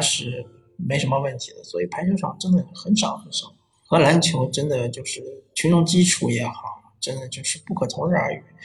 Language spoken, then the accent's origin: Chinese; Shanghai, China; 我作为一个魔都的球员，土生土长的上海人